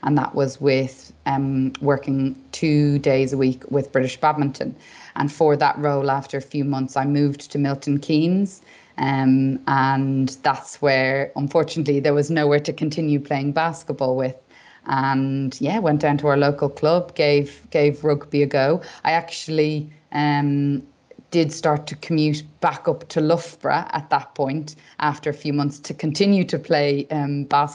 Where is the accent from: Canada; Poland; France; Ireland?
Ireland; Dublin, Leinster; moved away as an adult; now in England; I did my undergraduate degree in Dublin and I'm from Dublin. So I actually lived at home for the whole 5 years